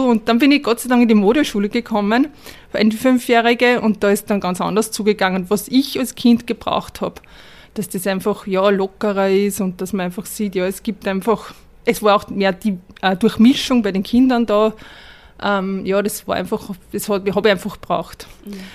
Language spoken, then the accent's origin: German; Upper Austria, Austria; ich bin in Oberösterreich geboren